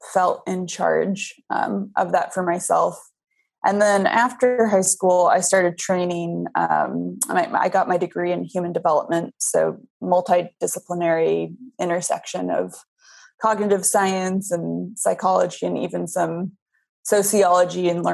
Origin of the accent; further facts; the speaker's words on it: Boulder, Colorado, United States; I grew up in Boulder, Colorado, which is kind of a liberal mecca